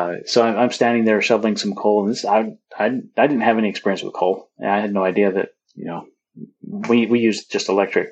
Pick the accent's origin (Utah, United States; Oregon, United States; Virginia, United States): Utah, United States; growing up in Utah